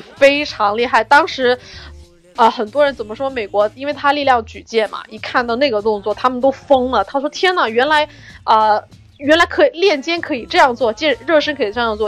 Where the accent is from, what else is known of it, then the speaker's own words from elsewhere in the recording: China; 我们中国人